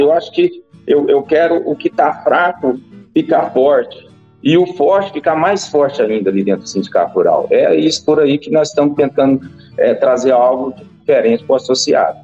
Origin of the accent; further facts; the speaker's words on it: Rio Verde, Goiás, Brazil; Sou daqui de Rio Verde